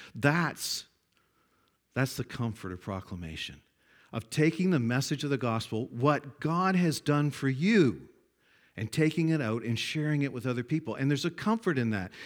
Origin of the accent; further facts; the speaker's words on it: Glenwood, Nova Scotia, Canada; It says Glenwood. That's My hometown, my home village